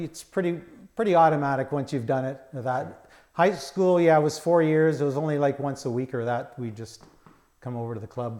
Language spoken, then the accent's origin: English; Unionville, Ontario, Canada; We lived on Maple Lane, which is on just off Main Street, south of the railroad tracks, okay, beside Century United Church.